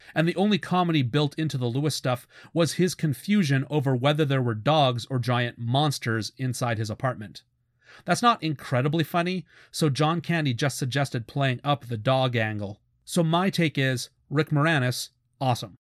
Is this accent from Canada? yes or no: yes; Canada; I'm Canadian